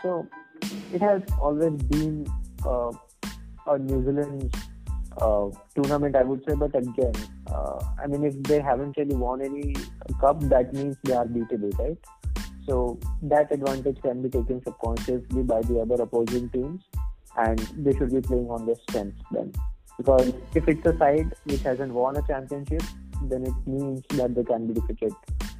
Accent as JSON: {"language": "English", "country": "India", "said": "as an Indian cricket fan, I would really be, like, touching the wood right now"}